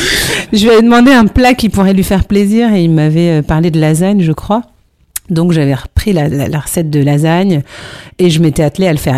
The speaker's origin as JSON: {"language": "French", "town": "Paris", "region": "Île-de-France", "country": "France", "said": "je suis parisienne"}